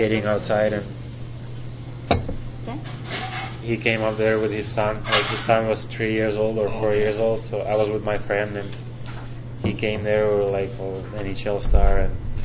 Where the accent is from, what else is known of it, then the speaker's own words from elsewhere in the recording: Finland; English is a second language; moved away; I grew up in Finland, but all my family is Russian